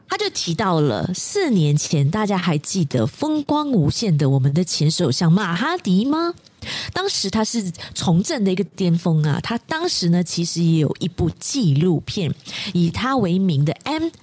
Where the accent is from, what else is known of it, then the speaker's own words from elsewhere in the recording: Malaysia; 身为马来西亚人